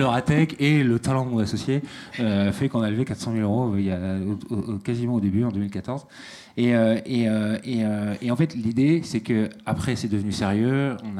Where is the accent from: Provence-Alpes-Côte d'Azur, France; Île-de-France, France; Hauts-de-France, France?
Hauts-de-France, France; Valenciennes; je suis né vraiment ici. Je suis né à Valenciennes et j'ai fait toutes mes études ici